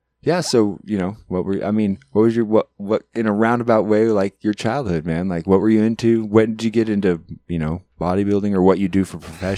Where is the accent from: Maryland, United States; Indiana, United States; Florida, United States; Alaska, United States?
Alaska, United States; moved away as an adult; now in Portland, United States; So we were born and raised up in Alaska, and when we started out, the town was about 8,000, and by the time we graduated high school and left here, moved here from there, it was like 12 or 13.